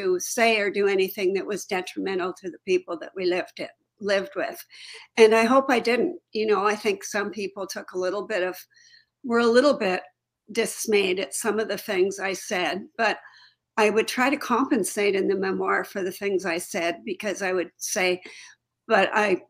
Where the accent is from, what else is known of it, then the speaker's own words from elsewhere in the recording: Toronto, Ontario, Canada; moved away as an adult; also born or lived in Chicago / Alaska; I had lived in Toronto and I grew up in Toronto